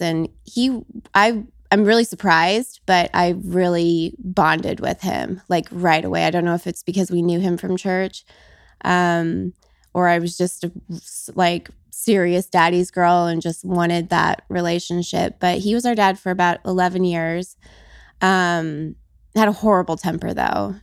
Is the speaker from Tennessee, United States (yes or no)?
no; Las Vegas, Nevada, United States; I was born and raised in Vegas